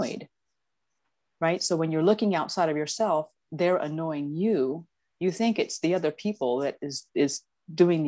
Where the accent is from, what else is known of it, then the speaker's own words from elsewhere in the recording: Titusville, Florida, United States; I grew up in Titusville on the east coast of Florida.